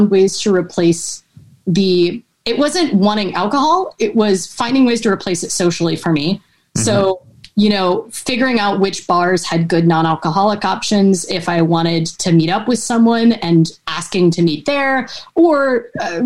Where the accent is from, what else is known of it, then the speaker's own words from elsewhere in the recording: Cincinnati, Ohio, United States; I'm from Cincinnati